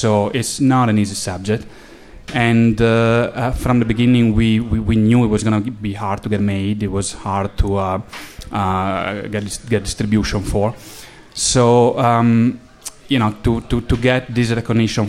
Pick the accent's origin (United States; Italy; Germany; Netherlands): Italy; accent: Italian; English is a second language; moved away; I'm from Italy, as you can probably tell from my accent.